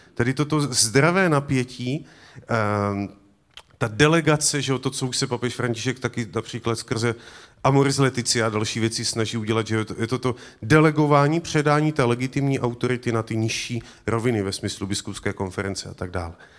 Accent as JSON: {"language": "Czech", "region": "Moravia", "country": "Czechia", "said": "U nás na Moravě"}